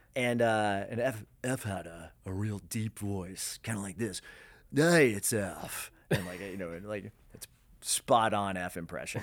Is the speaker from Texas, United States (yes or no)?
no; Denver, Colorado, United States; Denver being my hometown